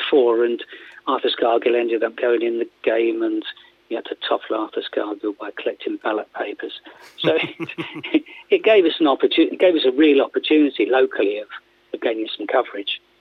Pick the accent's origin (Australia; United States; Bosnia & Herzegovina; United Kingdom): United Kingdom; Surrey, South East England; moved away as an adult; also born or lived in Northampton / Sheffield; I'm from Surrey